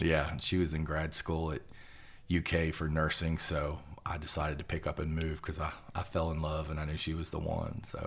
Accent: Roanoke, Virginia, United States; moved away as an adult; now in Lexington, United States; I'm from Roanoke, Virginia

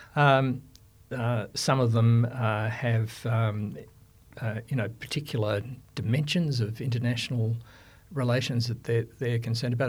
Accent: Victoria, Australia; Victoria, you know, my home state

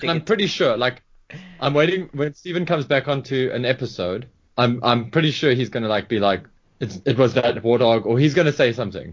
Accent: South Africa; being a South African

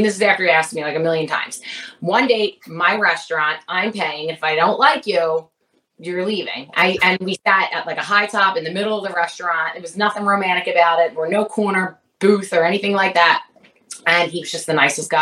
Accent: Philadelphia, Pennsylvania, United States; we are from Philadelphia

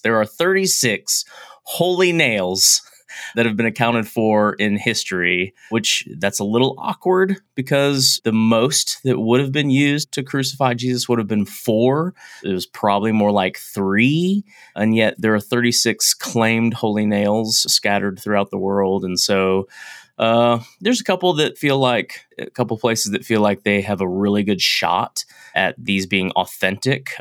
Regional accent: United States; I'm American

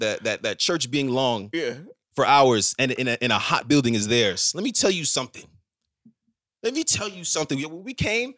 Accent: Ghana; no, I'm actually from Ghana.

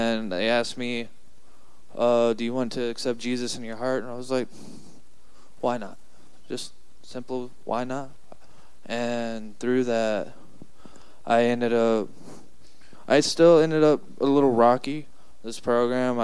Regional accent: San Antonio, Texas, United States; I'm from San Antonio.

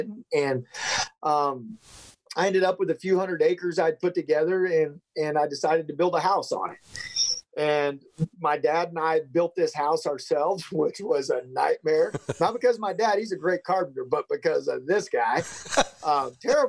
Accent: Nebraska, United States; also born or lived in Belton/Temple/Killeen area, Texas; now in Texas, United States; When I was eight, we moved to Nebraska. And that's where I, from the time I was, that's what I consider where I grew up. From 8 to 18, we were in Nebraska.

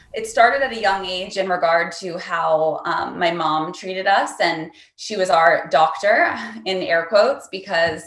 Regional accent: East Coast, United States; I grew up on the East Coast

